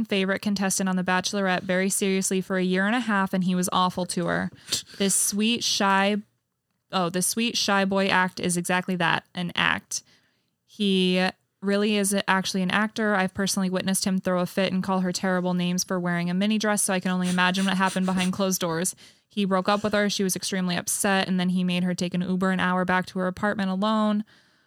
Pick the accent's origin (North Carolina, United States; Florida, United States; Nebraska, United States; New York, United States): Nebraska, United States; moved away; I'm from Nebraska